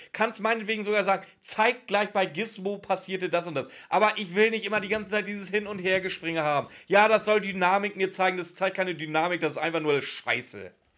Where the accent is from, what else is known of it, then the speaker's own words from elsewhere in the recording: Northern Germany, Germany; Bei uns in Norddeutschland